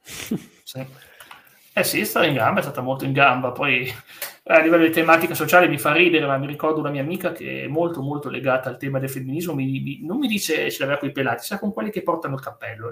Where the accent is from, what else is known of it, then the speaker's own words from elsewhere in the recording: Turin, Piedmont, Italy; sono di, più o meno anch'io di Torino